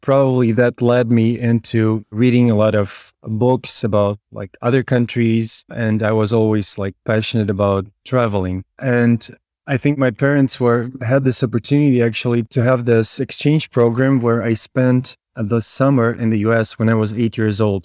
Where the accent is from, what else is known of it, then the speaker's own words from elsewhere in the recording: Kyiv, Ukraine; moved away as an adult; also born or lived in Berkeley, California; I was born and raised in Kiev, Ukraine.